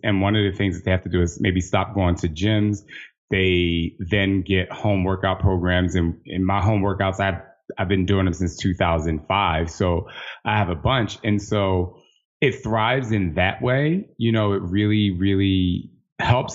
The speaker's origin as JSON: {"language": "English", "region": "New Jersey", "country": "United States", "also_born_or_lived": "Los Angeles", "moved": "as an adult", "said": "I'm from Jersey, so I'm literally on the other side of the country"}